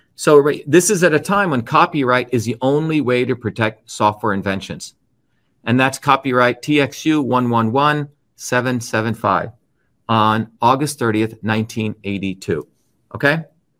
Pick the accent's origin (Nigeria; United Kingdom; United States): United States; Newark, New Jersey; as a child growing up in Newark in that institution, I wasn't into secrecy like Bill Gates or Steve Jobs protecting everything.